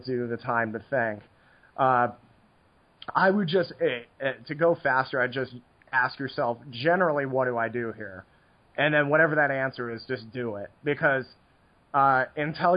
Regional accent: United States

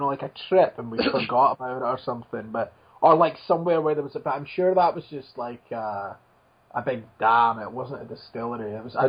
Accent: Dundee, Scotland, United Kingdom; In my hometown, there is the big ship Discovery that went to, you know, on the missions and stuff, and it was trapped in the ice.

